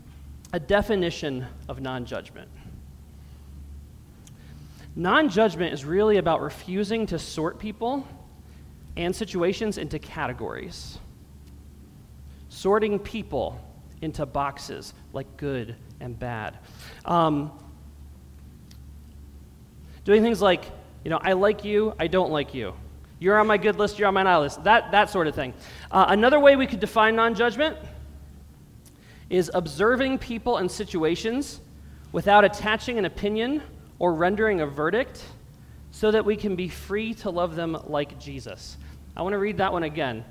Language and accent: English; Allentown, Pennsylvania, United States; now in Brockport, United States; I grew up in a pretty urban area. I'm from Allentown, Pennsylvania, a small city, a little bit smaller than Rochester. But I grew up in the rough part of town